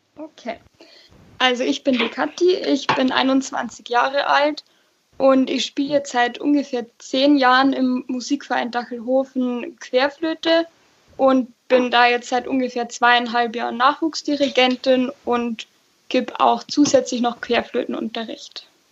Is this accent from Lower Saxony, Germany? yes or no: no; Nittenau, Bavaria, Germany; Ich komme nämlich eigentlich aus Fischbach, also ähm, aus der Stadt Nittenau quasi